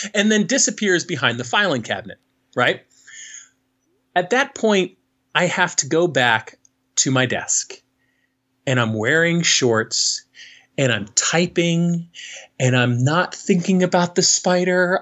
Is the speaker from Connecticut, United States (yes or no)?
yes; Connecticut, United States; moved away as an adult; also born or lived in Newark, New Jersey; I'm a kid from Connecticut, right? Uh, a, a nice, namby pamby white suburb